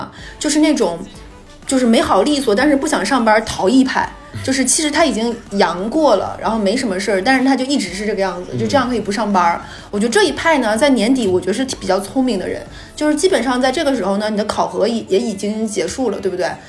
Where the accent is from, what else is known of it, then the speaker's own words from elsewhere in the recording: Northeast China, China; 大家知不知道我们东北人回老家是回哪儿啊？